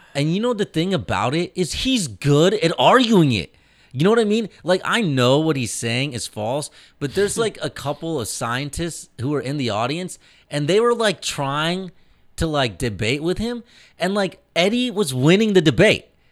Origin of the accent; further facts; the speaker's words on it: Indianapolis, Indiana, United States; I grew up in Indianapolis.